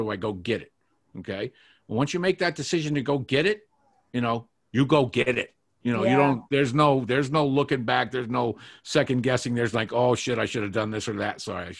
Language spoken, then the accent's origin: English; Boston, Massachusetts, United States; I grew up in Boston